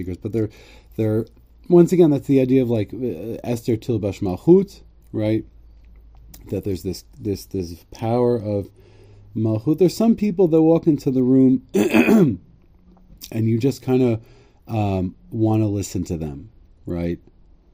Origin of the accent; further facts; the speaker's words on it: Connecticut, United States; I'm from Connecticut, so I have anti-monarchism sort of in my blood